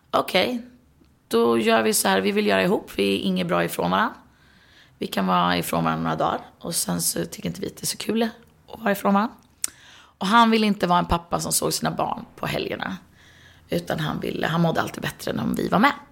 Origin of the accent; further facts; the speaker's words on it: Sweden; Och hemma i Sverige är det ju 18